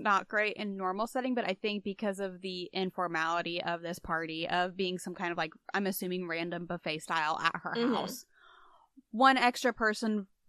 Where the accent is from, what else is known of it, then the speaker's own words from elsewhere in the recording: Midwest, United States; I'm from the Midwest